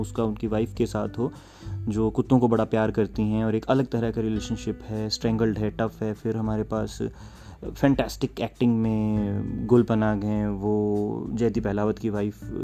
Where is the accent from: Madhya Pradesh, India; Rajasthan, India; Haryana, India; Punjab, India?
Haryana, India; हमारे हरियाणा में